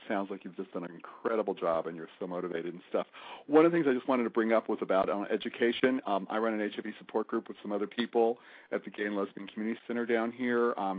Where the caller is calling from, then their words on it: Fort Lauderdale, Florida, United States; Fort Lauderdale.